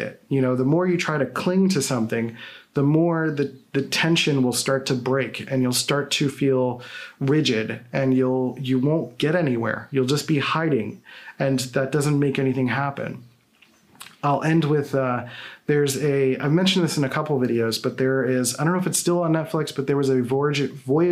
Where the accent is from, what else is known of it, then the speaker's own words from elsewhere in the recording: Philadelphia, Pennsylvania, United States; I'm from Philadelphia, so I have weird pronunciations